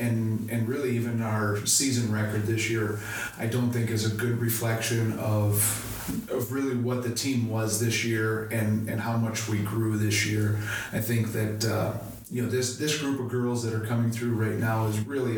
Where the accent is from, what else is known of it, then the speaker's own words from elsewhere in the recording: Wayzata, Minnesota, United States; moved away as an adult; now in Pierre, United States; I grew up in Wayzata, Minnesota